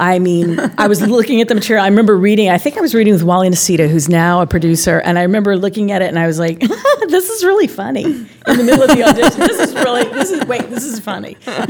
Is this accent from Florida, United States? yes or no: no; Southern California, United States; I grew up in Southern California, so I knew surfers